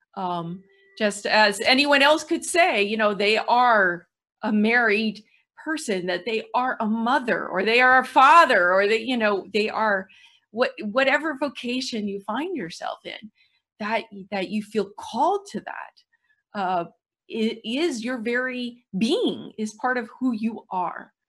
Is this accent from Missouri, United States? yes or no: yes; St. Louis, Missouri, United States; I'm from Saint Louis.